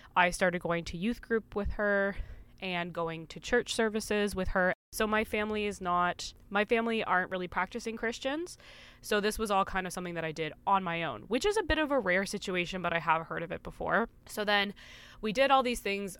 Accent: Canada; we grew up together in Canada

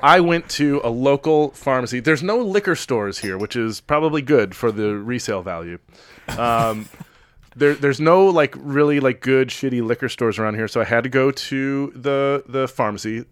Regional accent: Chicago, Illinois, United States

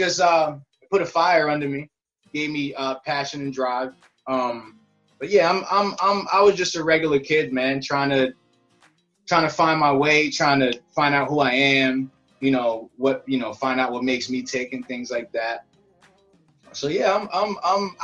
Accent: Rockland County, upstate New York, United States; I'm from New York. I'm from upstate New York, Rockland County.

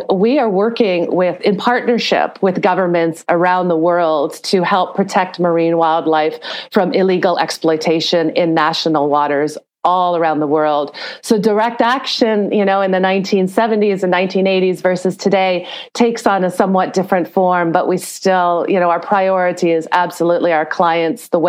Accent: Toronto, Ontario, Canada; I'm from Canada. I'm originally from Toronto

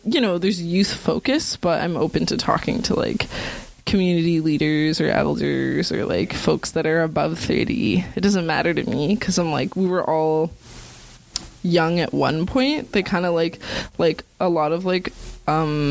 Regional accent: Greater Toronto Area, Ontario, Canada; also born or lived in Newmarket; now in Toronto, Canada; I was born in Toronto, but then in high school and stuff, like for all of high school, so from grade 7 to like grade 12, like I was living in Newmarket

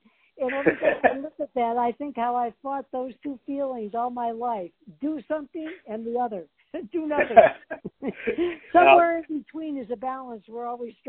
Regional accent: Detroit, Michigan, United States; now in Hawaii, United States; Detroit, appropriately my hometown.

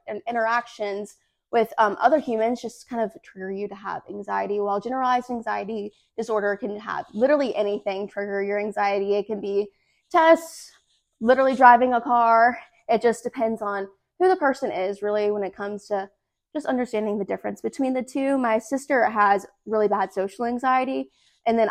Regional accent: Hernando, Mississippi, United States; also born or lived in Lafayette County, Mississippi; I'm from Hernando, Mississippi originally, and I'm the current Miss Lafayette County

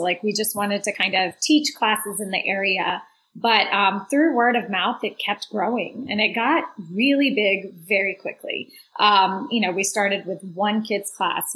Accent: Mississippi, United States; moved away as an adult; also born or lived in Atlanta, Georgia / India / Baton Rouge, Louisiana / Washington, District of Columbia, United States; I grew up in Mississippi. I am a Mississippi girl

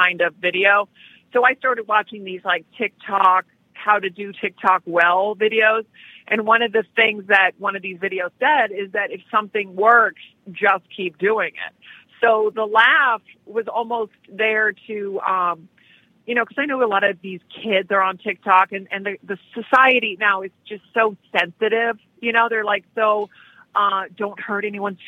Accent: United States; also born or lived in Spain; I moved to the States when I was like 8

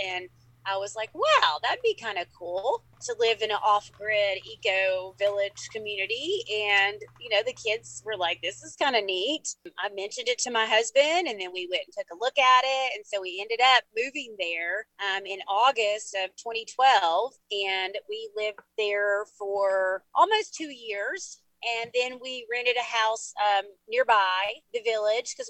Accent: Knoxville, Tennessee, United States; also born or lived in Farragut; growing up in Knoxville, we're like, you know, in the valley, on the outskirts

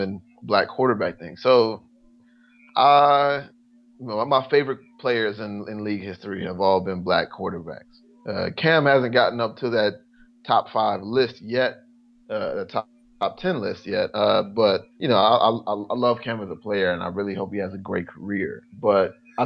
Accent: North Carolina, United States; now in Washington, D.C., United States; I'm from North Carolina

